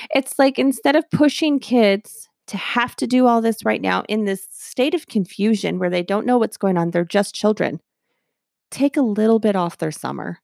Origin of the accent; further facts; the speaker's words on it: Texas, United States; We're from Texas